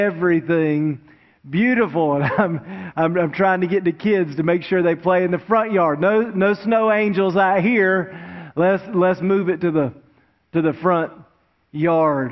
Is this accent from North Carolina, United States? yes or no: yes; Wilmington, North Carolina, United States; now in Greensboro, United States; I grew up down in Wilmington, right on the coast, and of course it never snows in Wilmington